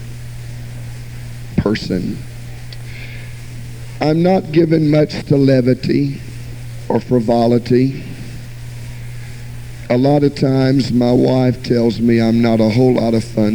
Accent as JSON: {"language": "English", "town": "Jacksonville", "region": "Florida", "country": "United States", "tie": "born or raised there", "also_born_or_lived": "Miami, Florida"}